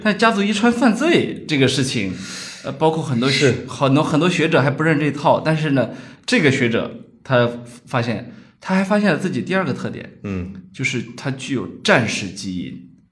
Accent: China; 我们中国人

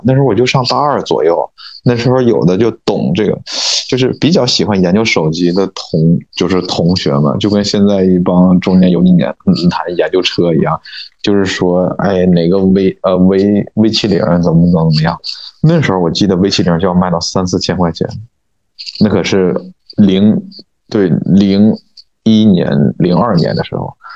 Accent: Northeast China, China; accent: Northeastern dialect; moved away as an adult; now in Beijing, China; 那小灵通用咱们东北话讲叫叫什么

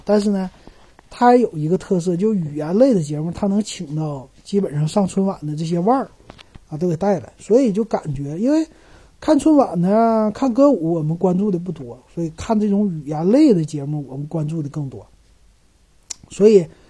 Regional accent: Northeast China, China; now in Shanghai, China; 作为一个东北人感觉很自豪

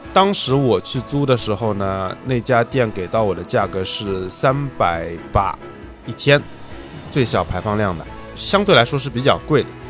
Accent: China; 我们中国人

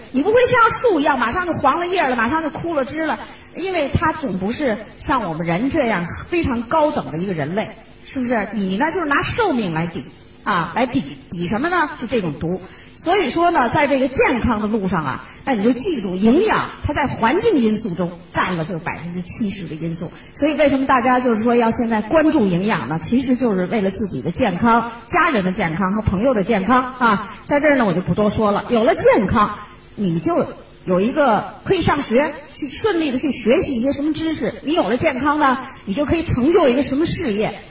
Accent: China; also born or lived in Shenzhen; 我们中国人

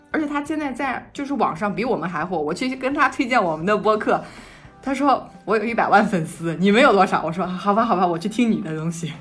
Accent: China; 我们只叫自己中国人

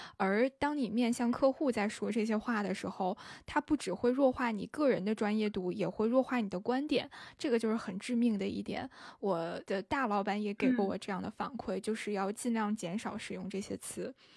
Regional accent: northern China, China; 我是北方人

